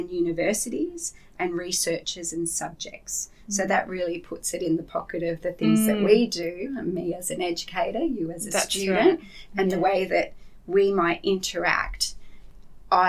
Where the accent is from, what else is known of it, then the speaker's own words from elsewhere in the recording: Yandina, Queensland, Australia; I'm from the Sunshine Coast too